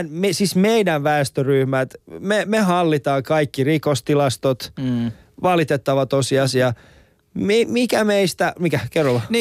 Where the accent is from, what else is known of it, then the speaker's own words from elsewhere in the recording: Finland; on sitten muuttanut vähän myöhemmin aikuisempana yeah. Suomeen, mutta me ollaan kasvettu, me ollaan pienenä oltu Suomessa, me ollaan nähty se kehitys